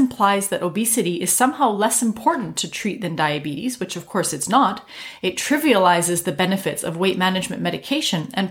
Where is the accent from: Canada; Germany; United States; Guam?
Canada; I'm a Canadian physician